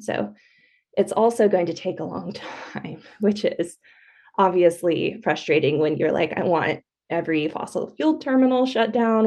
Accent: California, United States; moved away as an adult; also born or lived in Oregon; I grew up in California

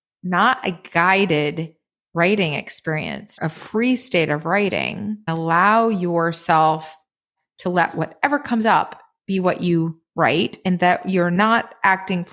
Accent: Maine, United States; moved away; I grew up in Maine in a very rural town surrounded by woods and fields

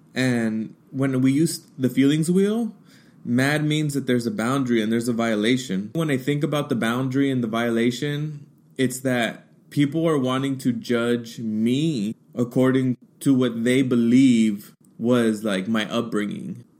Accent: United States; first language Spanish; English is a second language; I was born here in the United States. English is my second language

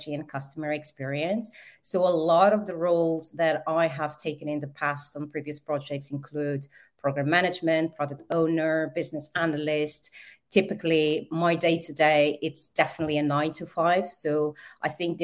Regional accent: Portugal; moved away; also born or lived in Angola / Brazil; I was born in Angola and I was raised in Portugal.

